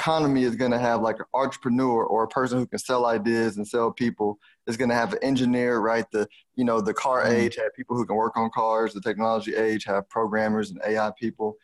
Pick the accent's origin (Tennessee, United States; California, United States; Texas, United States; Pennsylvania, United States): Texas, United States; Houston; accent: Houston; my Houston accent